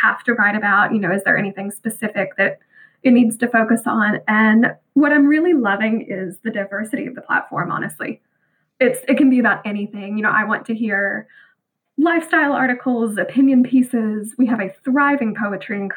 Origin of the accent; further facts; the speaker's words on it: Bible Belt of the Southern United States, United States; growing up in the Bible Belt of Southern America